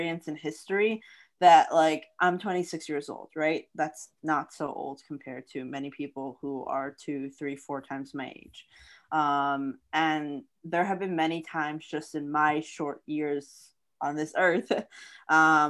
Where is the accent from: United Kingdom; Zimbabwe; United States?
United States; Florida; growing up in Florida